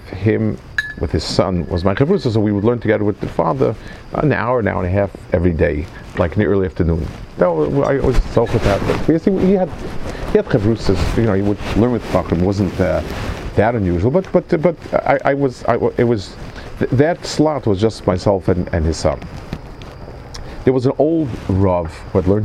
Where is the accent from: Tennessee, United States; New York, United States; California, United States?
New York, United States; New York City; I grew up in New York, Manhattan